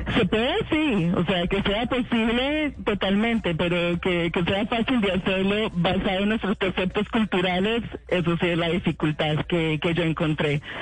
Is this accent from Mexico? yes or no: no; Colombia; yo como colombiana y como muchos colombianos, yo vengo de una familia